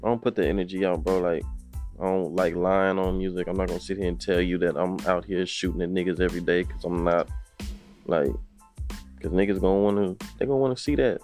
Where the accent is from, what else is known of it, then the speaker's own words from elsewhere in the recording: Austin, Texas, United States; also born or lived in Temple, Texas; I'm originally from Temple, but I was raised in Austin